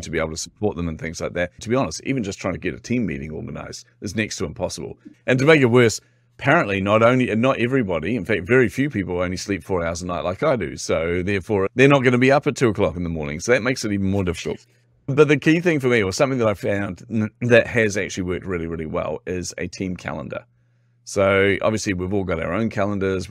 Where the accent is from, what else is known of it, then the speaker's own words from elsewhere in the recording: New Zealand; accent: Kiwi; particularly being a Kiwi, by the way, I'm from New Zealand.